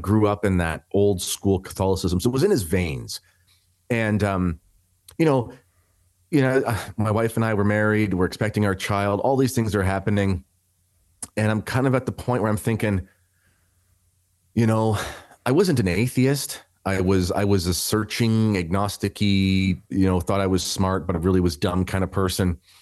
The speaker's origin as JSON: {"language": "English", "country": "Canada", "said": "I am a Canadian"}